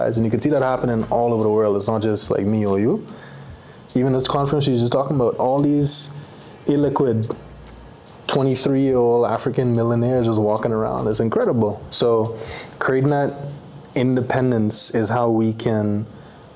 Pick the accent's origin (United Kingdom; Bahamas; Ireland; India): Bahamas; moved away as an adult; also born or lived in Paris, France / Canada; now in Nairobi, Kenya; Born in Paris, raised in the Bahamas, studied and educated in Canada. And then I ended up in Nairobi. I moved to Nairobi.